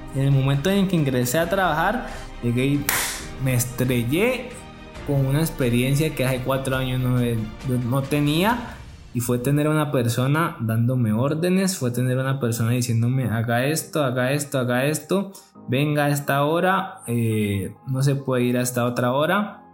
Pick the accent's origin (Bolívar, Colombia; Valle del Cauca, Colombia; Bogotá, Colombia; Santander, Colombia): Valle del Cauca, Colombia; Yumbo; Jumbo, que de donde yo soy y donde yo vivo y me he desarrollado.